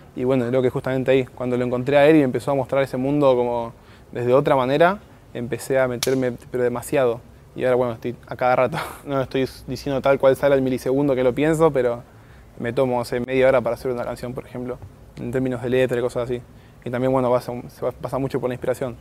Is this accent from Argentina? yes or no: yes; Morón, Buenos Aires Province, Argentina; Yo vengo de Morón, barrio Texadar, que sería como en el fondo, un poquito más atrás ya pasa de ciudad, así que es en el fondo fondo